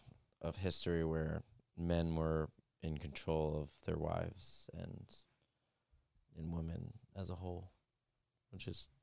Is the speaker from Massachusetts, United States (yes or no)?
no; New York, United States; I'm from New York.